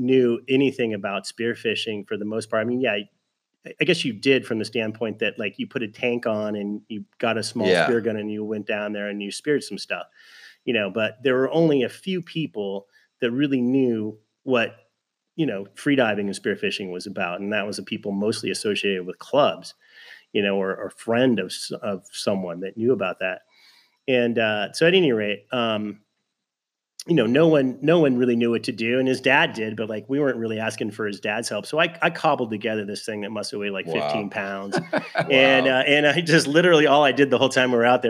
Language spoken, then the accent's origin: English; Southern California, United States; also born or lived in Fullerton / Norco; like everybody in Southern California, growing up in Southern California, we used to go to the ocean